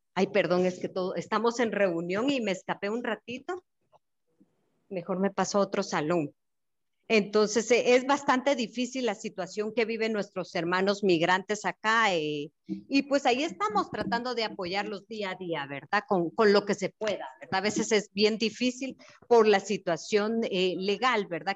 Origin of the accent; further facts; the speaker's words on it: Guatemala; now in Mexico; estoy para servirles desde México y soy guatemalteca